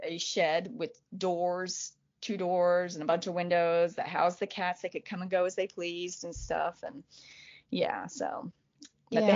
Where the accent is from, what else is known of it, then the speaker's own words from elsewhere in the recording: Florida, United States; I'm from Florida